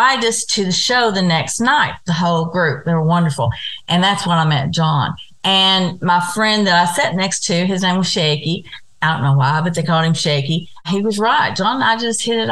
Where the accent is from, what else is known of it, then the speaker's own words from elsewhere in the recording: Kentucky, United States; I'm from Kentucky